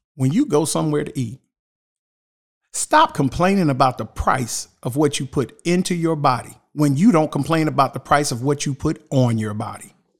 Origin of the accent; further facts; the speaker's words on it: Shelby, North Carolina, United States; growing up in Shelby